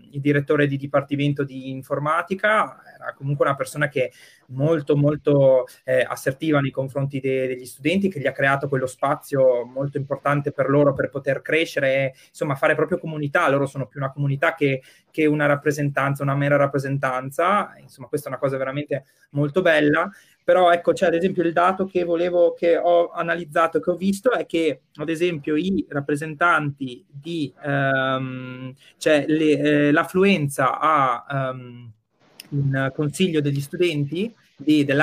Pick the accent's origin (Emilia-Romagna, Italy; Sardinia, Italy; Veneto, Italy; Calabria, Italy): Veneto, Italy; Verona; io sono di Borgo Roma, nato, cresciuto e studiato in Borgo Roma, quindi insomma, io eh, rimango qua